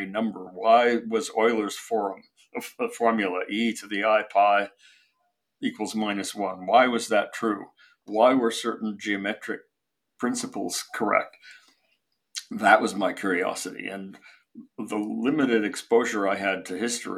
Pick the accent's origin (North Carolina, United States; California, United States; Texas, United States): California, United States; San Francisco; also born or lived in Shanghai, China; I grew up in San Francisco, almost all of my parents' friends were Russian Jews who had emigrated from Shanghai